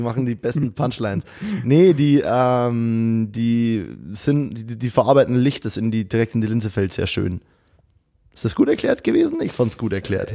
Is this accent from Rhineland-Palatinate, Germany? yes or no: no; Abensberg, Bavaria, Germany; accent: Bavarian; ein Bier aus meiner Heimat. Äh, es heißt Kuchelba Kuchelbauer ähm, und es ist eine ganz geile Brauerei aus Abensberg